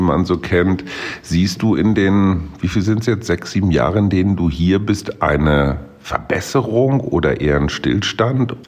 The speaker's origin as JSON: {"language": "German", "country": "Germany", "said": "Bei uns in Deutschland"}